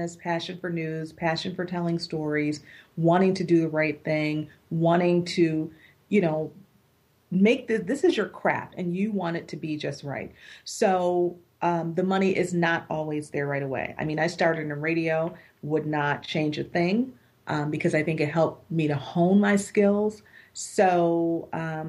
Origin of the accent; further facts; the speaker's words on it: Buffalo, New York, United States; I'm working in my hometown still